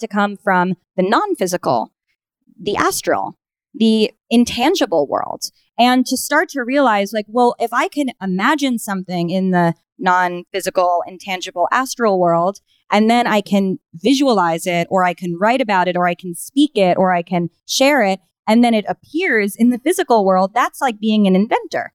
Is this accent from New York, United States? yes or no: yes; New York, United States; also born or lived in Minnesota / Los Angeles; I grew up here in New York